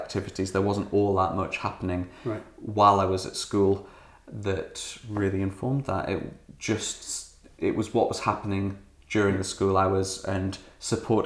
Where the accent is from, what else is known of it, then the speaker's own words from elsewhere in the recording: Northumberland, North East England, United Kingdom; I'm from Northumberland and they do a three-tier school system